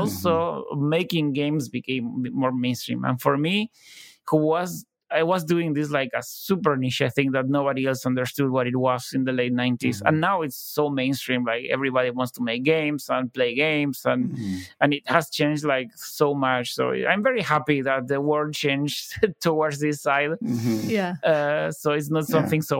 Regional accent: Buenos Aires, Argentina; I was from Buenos Aires

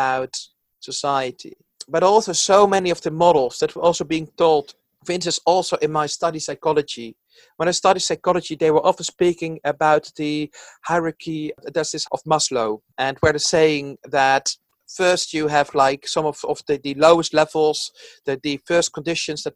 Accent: Netherlands; now in London, United Kingdom; originally I'm from the Netherlands, where there's actually no punk culture at all.

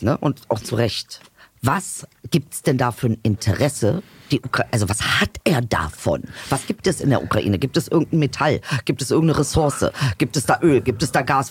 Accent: Germany; auch wenn man hier geboren ist und groß geworden ist

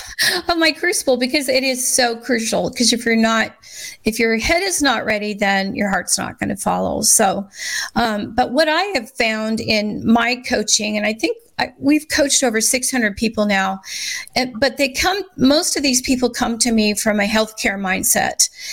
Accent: Scottsbluff, Nebraska, United States; I grew up in Scotts Bluff.

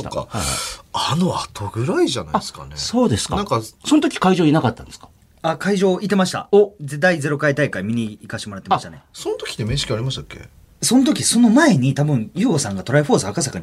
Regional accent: Kansai, Japan; accent: Kansai dialect; 僕あの、思いっきり関西弁なんで

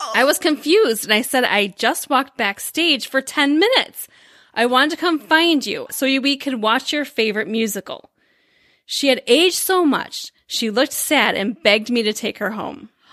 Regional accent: Midwest, United States; we're completely from the Midwest

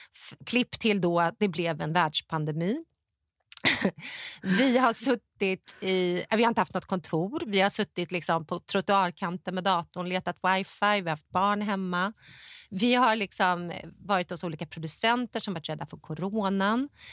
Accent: Stockholm, Stockholm County, Sweden; moved away as an adult; now in United States; jag var hemma i Stockholm och jobbat med PR och branding

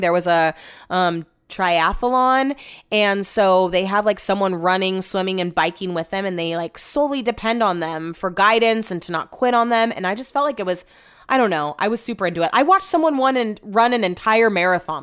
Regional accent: United States; accent: American; my American accent

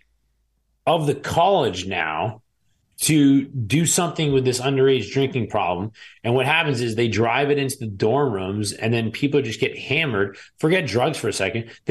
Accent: Manchester, New Hampshire, United States; my hometown of Manchester, New Hampshire.

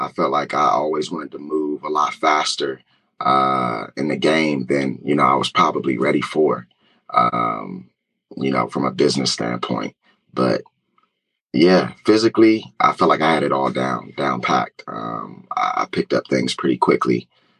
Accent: New Jersey, United States; also born or lived in Philadelphia, United States; I grew up, you know, around the area in New Jersey and Philly

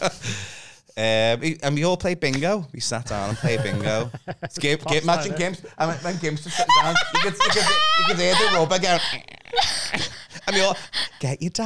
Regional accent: Liverpool, North West England, United Kingdom; accent: Scouse; Toxteth. Okay. Sorry, it's posher than that. I'm from Toxteth.

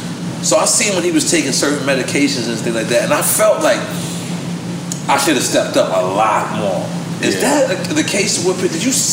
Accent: New York, United States; I'm from New York

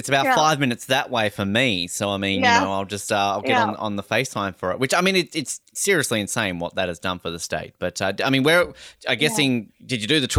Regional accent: Tasmania, Australia; Growing up, you go to the mainland, as we call it, and I'm from Tasmania.

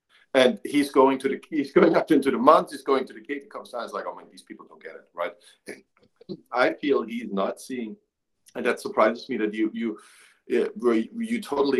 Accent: Germany; I grew up in Germany.

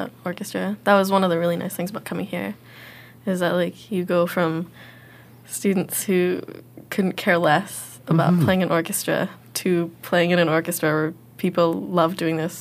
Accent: Ottawa, Ontario, Canada; moved away as an adult; now in Indiana, United States; I'm from Ottawa

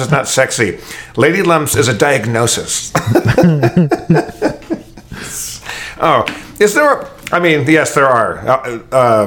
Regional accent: Los Angeles, California, United States; I love Los Angeles. This is my hometown

